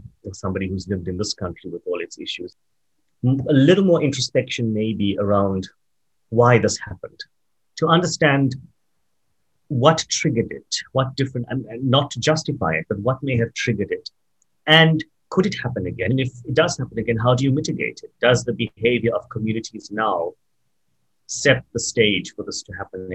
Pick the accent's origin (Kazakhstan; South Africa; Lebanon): South Africa; we are South African Indian, comfortable in who we are